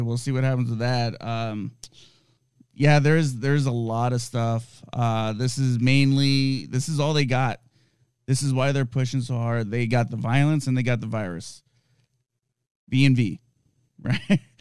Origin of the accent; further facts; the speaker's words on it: United States; I'm a American citizen